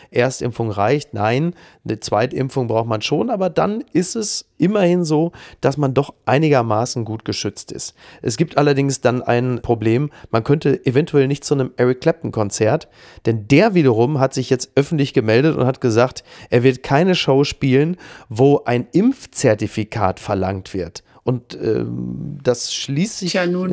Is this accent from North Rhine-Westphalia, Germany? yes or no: yes; Ruhr area, North Rhine-Westphalia, Germany; moved away; in meiner Ruhrgebietsheimat